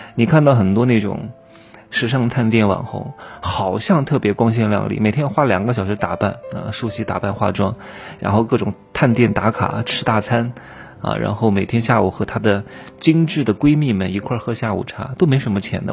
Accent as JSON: {"language": "Chinese", "country": "China", "said": "我也是中国的男人"}